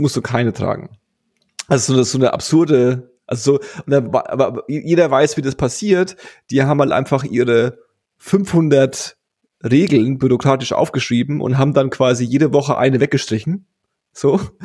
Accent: Germany; wir haben ja auch als Deutsche

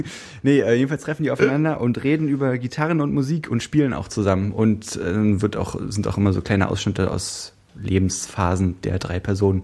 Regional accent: Brandenburg, Germany; Ich komme aus Brandenburg

